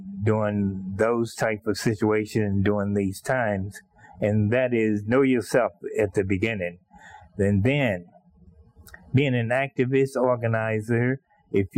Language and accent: English; 30 miles from Brookhaven, Mississippi, United States; 30 miles from my hometown, he was in Brookhaven, Mississippi